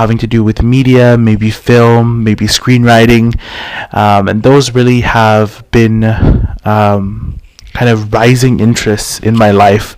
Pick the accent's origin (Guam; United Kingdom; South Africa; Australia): Guam; Tamuning; also born or lived in Carlisle, Pennsylvania; I was born and raised here on Guam in the Chamorro culture